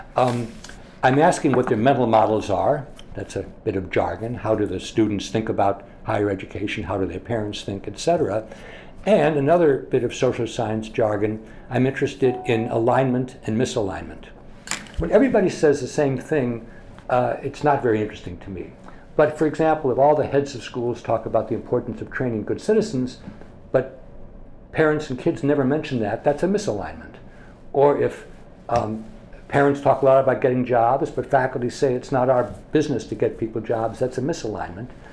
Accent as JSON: {"language": "English", "town": "Scranton", "region": "Pennsylvania", "country": "United States", "tie": "born or raised there", "also_born_or_lived": "Massachusetts", "moved": "as an adult", "said": "I grew up in Scranton, Pennsylvania"}